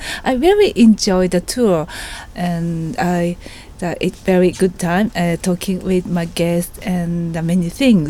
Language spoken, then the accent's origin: English; Yokohama, Kanagawa, Japan; English is a second language; I'm tour operator, and I'm from Yokohama.